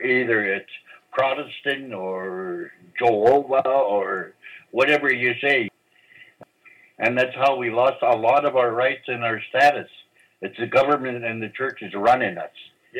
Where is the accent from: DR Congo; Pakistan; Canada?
Canada; Homalco, British Columbia; now in Cortes Island, Canada; I've been a Tokaimu since I was born. I was born in Homalco, but my parents, my mom moved here. She married into